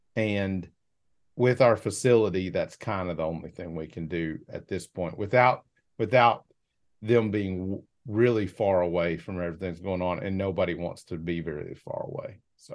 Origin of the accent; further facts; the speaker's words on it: Arkansas, United States; I'm from Arkansas